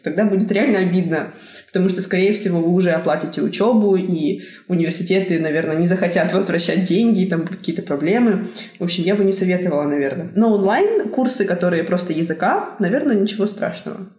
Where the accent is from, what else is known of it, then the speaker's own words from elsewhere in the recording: Tyumen, Tyumen Oblast, Russia; moved away as an adult; now in South Korea; я из Тюмени